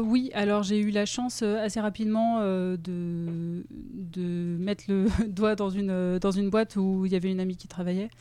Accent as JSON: {"language": "French", "town": "Grenoble", "region": "Auvergne-Rhône-Alpes", "country": "France", "moved": "as an adult", "lives_now": "Lyon, France", "said": "je suis grenobloise d'origine. Et euh, j'ai déménagé à Lyon pour, euh, pour faire mes études et j'y suis restée après."}